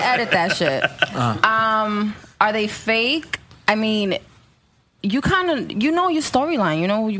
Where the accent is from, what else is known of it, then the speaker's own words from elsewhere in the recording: New York City, New York, United States; I just said I'm from Dykeman, remember?